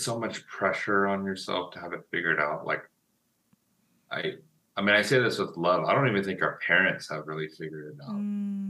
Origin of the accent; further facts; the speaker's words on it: United States; I'm Asian American.